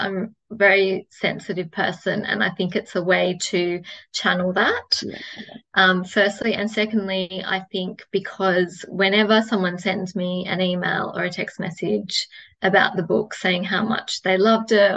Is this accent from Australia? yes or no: yes; Australia; I'm Australian